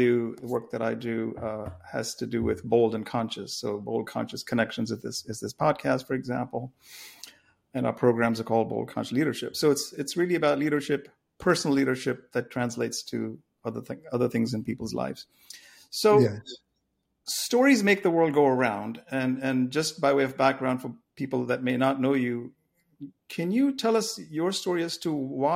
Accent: India; moved away; I grew up in India

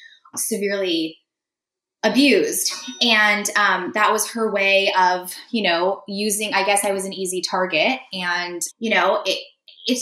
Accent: San Diego, California, United States; first language Russian; English is a second language; I was the first person in my immediate family to be born in the States. I was born in San Diego.

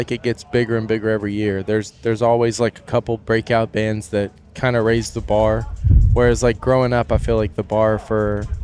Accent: Kentucky, United States; I feel like it's pretty small in the grand scheme of things, um, just because it is Kentucky, you know. So you're kind of in the middle of nowhere

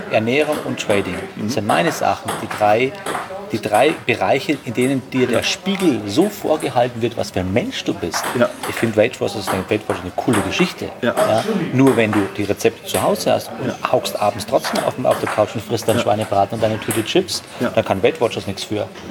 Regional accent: Straubing, Bavaria, Germany; in Straubing, wo ich herkomme, hier habt ihr die, die, die Alster, wir haben die Donau

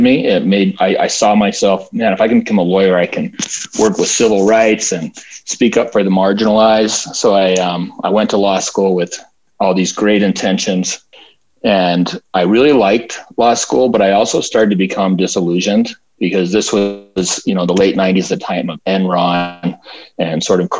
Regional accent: Salt Lake City, Utah, United States; I'm from Salt Lake City, Utah. I was born here and I still live here

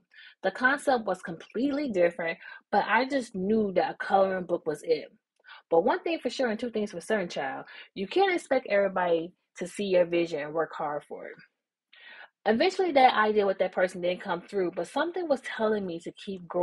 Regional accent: Memphis, Tennessee, United States; now in my hometown, Memphis

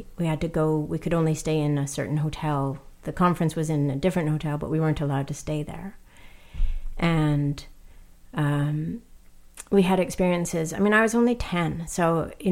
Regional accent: Canada; I, as a Canadian-born citizen

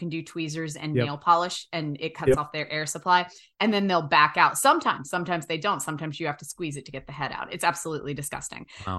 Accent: United States; I remember because I grew up on the Shenandoah River and we have leeches

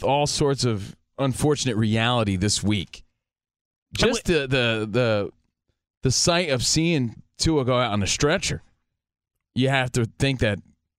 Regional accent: New Jersey, United States; also born or lived in Long Island, New York; That's the soundtrack to our life growing up in New Jersey and Long Island.

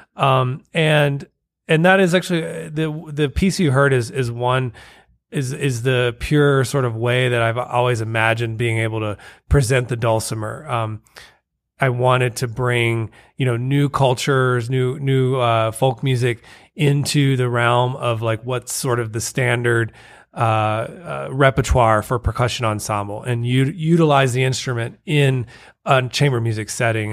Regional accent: Waterloo, Iowa, United States; moved away; I'm originally from Waterloo, Iowa

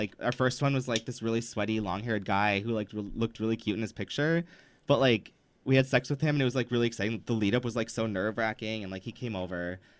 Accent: Midwest, United States; we're both from the Midwest.

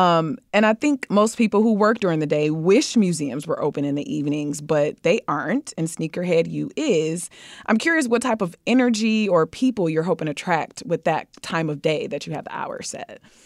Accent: Detroit, Michigan, United States; I'm from Detroit

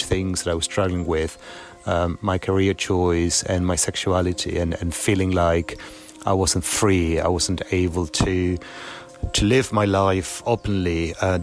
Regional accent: Buenos Aires, Argentina; now in Germany; I basically grew up in Argentina

